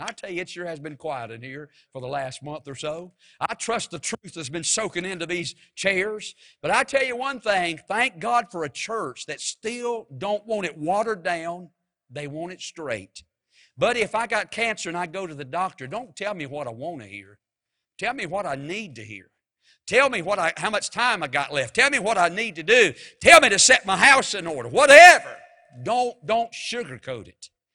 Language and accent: English; Mount Airy, North Carolina, United States; I'm from Mount Airy, and when I was just growing up as a boy